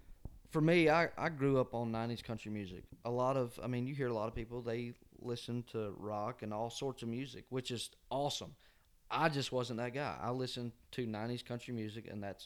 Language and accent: English; Covington, Georgia, United States; moved away as an adult; now in Nashville, United States; my hometown of Covington, Georgia